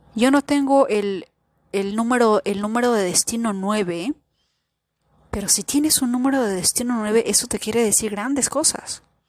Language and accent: Spanish; Peru; yo nací en Perú